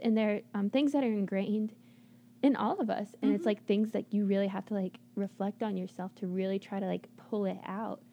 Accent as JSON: {"language": "English", "country": "United States", "said": "as an American"}